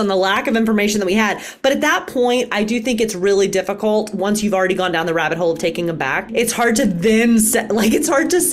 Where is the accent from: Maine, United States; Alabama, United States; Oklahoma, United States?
Alabama, United States; I was raised in the South too. I get it. I was raised in Alabama